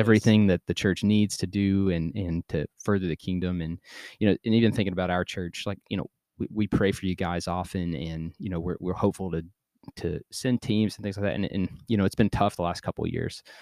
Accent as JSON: {"language": "English", "country": "United States", "said": "I'm American"}